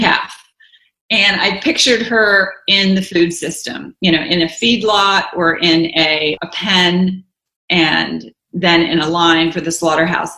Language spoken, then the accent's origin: English; the South, United States; I grew up in the South